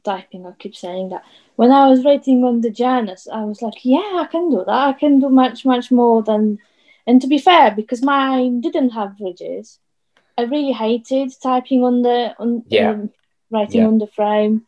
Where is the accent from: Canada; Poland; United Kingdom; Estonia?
Poland; moved away; I am from Poland